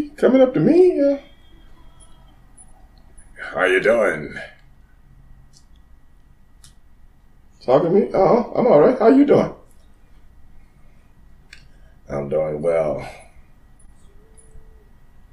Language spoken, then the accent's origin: English; Texas, United States; I'm from Texas